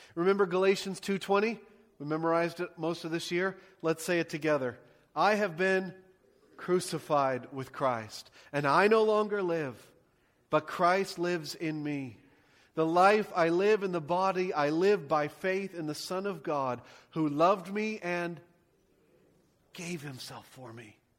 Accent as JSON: {"language": "English", "country": "United States", "said": "I love being an American"}